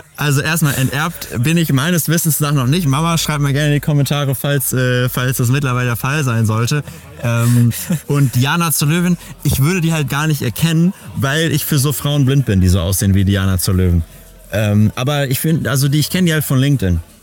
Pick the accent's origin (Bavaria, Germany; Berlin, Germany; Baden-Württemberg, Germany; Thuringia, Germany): Berlin, Germany; meiner Jugend in Berlin